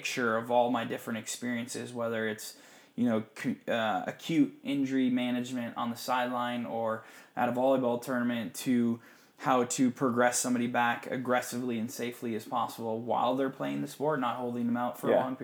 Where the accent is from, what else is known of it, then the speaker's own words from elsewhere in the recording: Upper Michigan, United States; moved away; I grew up in Upper Michigan